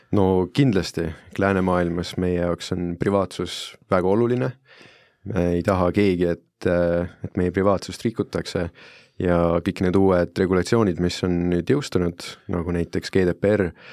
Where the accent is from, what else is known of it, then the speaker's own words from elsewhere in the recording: Italy; now in Estonia; ma olen Itaaliast pärit